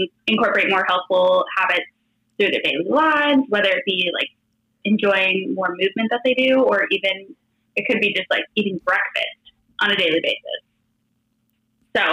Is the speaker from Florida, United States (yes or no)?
yes; Florida, United States; now in Los Angeles County, United States; I'm from Florida, but I live in Southern California. Right now I live in LA County